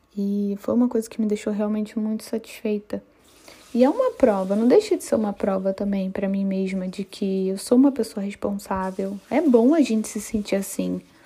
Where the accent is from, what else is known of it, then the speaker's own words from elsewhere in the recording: Rio de Janeiro, Brazil; moved away as an adult; also born or lived in Florianópolis / Rio Grande do Norte; eu sou carioca e eu sou uma típica carioca que vivia na praia